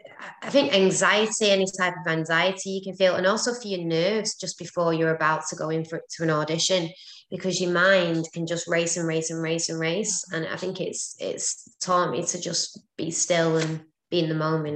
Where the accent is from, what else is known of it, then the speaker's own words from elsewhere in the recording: London, United Kingdom; accent: London; I didn't actually book it, so maybe my London accent isn't any good.